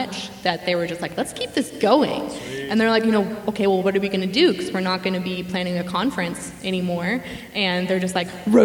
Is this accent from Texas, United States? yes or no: yes; Midland, Texas, United States; I grew up in Midland my entire life, born and raised